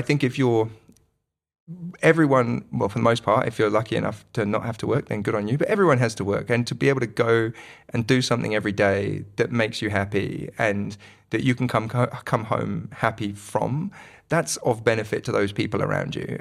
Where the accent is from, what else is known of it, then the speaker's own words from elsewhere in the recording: United Kingdom; moved away as an adult; also born or lived in London / Manchester; now in Wellington, New Zealand; all of my past is in, in the U K, so it's not like I'm bumping into people from school